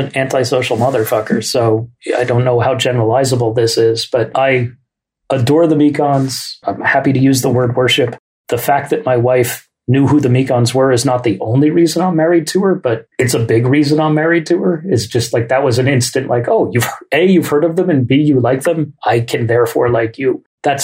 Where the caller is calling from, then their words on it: Oakland, California, United States; also born or lived in New York; I'm dialing in from Oakland, California. And when my wife and I moved out here from New York in 1996